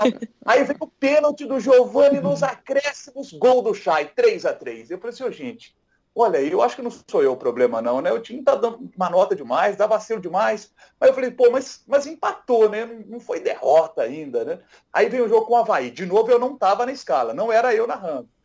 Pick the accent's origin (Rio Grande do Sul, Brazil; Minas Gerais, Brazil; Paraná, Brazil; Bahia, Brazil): Minas Gerais, Brazil; Matozinhos; eu fui lá em Matuzinhos na minha terra